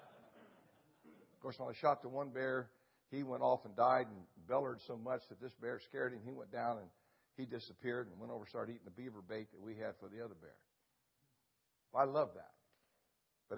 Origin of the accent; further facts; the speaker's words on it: Ohio, United States; moved away; also born or lived in Alaska; Where I grew up in Ohio hunting